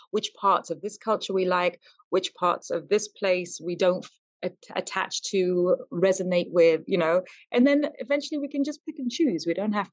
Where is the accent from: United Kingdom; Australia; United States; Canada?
United Kingdom; England; now in Zanzibar, Tanzania; I'm English. I'm British because I was born there